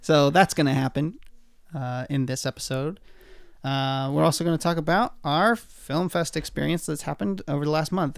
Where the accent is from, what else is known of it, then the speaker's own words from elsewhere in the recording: Oregon, United States; moved away; Oregon, my home state